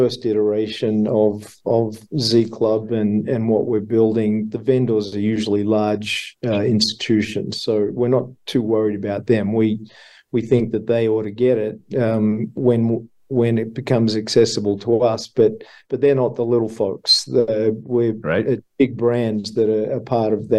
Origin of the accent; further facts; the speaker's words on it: Australia; accent: Australian; my Australian accent